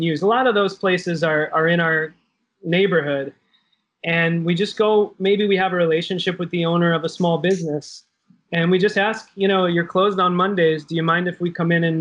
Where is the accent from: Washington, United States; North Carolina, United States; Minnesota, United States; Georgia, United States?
North Carolina, United States; Wilmington; moved away; where I grew up in Wilmington, North Carolina